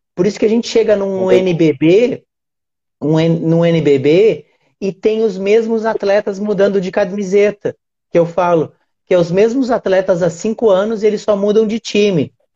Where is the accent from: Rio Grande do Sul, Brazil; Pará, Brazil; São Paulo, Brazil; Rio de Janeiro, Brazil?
Rio Grande do Sul, Brazil; eu sou gaúcho